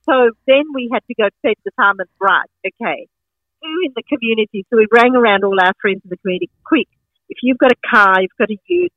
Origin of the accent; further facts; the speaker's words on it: Sri Lanka; now in Maitland, Australia; I'm originally from Sri Lanka